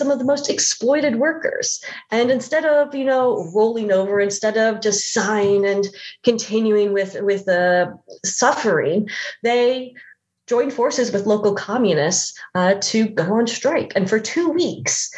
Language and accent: English; St. Louis, Missouri, United States; I grew up in the Midwest. I'm from St. Louis